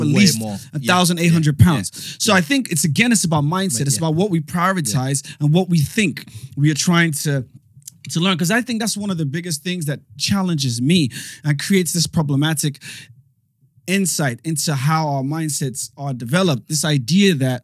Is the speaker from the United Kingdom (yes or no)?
yes; England, United Kingdom; I'm from England.